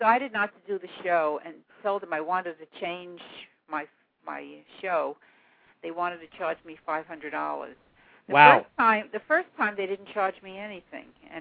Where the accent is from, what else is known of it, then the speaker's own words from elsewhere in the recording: New York City, New York, United States; accent: New York; I grew up in Parkchester in the East Bronx